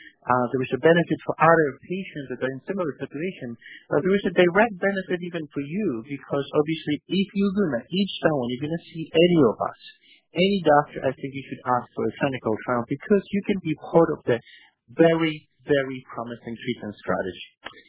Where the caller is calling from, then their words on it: New York, United States; Actually, I'm calling from New York, so it's already afternoon.